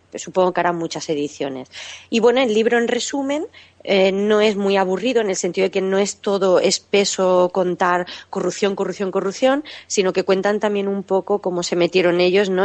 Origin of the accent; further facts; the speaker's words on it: Catalonia, Spain; moved away as an adult; soy catalana de nacimiento, he vivido allí hasta los 20 años